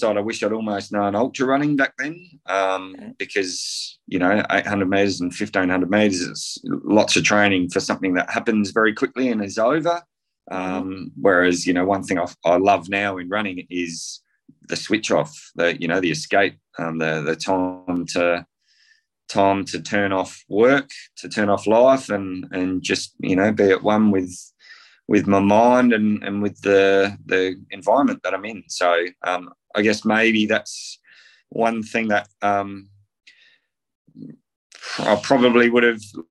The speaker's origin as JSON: {"language": "English", "town": "Loxton", "region": "South Australia", "country": "Australia", "tie": "born or raised there", "said": "I grew up in South Australia on a country farm in the Riverland in a place called Loxton."}